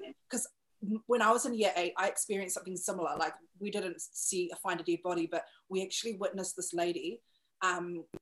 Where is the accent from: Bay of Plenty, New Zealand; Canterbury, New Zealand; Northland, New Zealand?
Canterbury, New Zealand; Christchurch; now in Auckland, New Zealand; That's my hometown